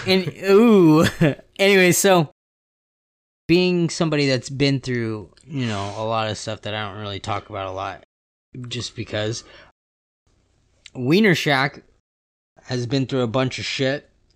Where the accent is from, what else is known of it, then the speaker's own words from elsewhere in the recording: West Coast, California, United States; I'm from the West Coast